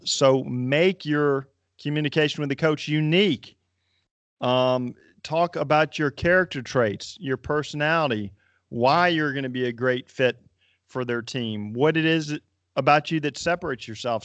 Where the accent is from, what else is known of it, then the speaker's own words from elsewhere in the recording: North Carolina, United States; I grew up in North Carolina